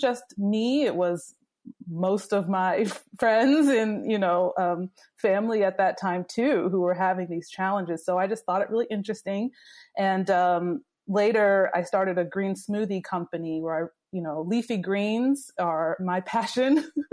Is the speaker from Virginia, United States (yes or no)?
yes; Virginia, United States; moved away as an adult; also born or lived in Washington, D.C.; I grew up in Virginia, a small town in Virginia